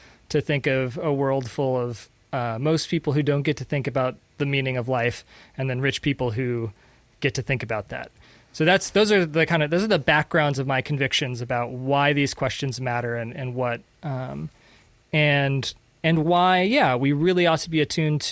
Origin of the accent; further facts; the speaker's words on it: United States; also born or lived in Panama; as an American living in Latin America